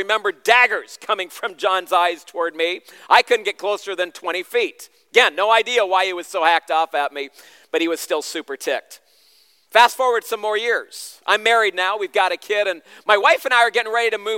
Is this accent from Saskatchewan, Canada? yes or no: no; Southern Ontario, Canada; moved away as an adult; also born or lived in Central America / Asia / Shipshewana, Indiana; now in Chicago, United States; I grew up in Southern Ontario, and at age 4, my parents moved me and the rest of my siblings to Central America, where we became missionaries